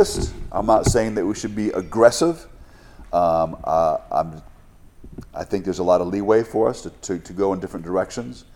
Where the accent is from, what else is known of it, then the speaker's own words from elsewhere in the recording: United States; as an American